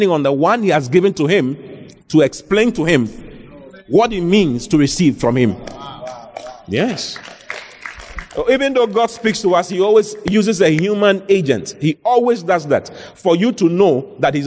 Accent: Accra, Greater Accra, Ghana; I was born in Accra, in Dansoman

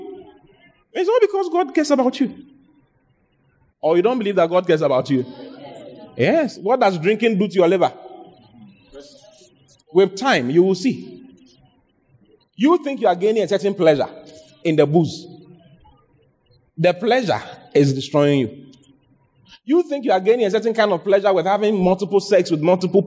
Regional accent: Ghana; The lottery in Ghana started from my hometown

